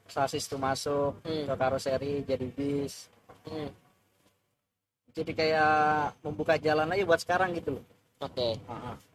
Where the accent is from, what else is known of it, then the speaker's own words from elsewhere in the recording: Magelang, Central Java, Indonesia; Magelang uh, Sawangan Sawangan Depok Kalau Magelang ya Sawangan itu arah ketep